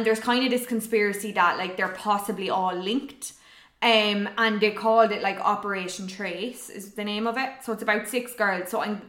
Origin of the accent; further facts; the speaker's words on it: Ireland; we're Irish and we're women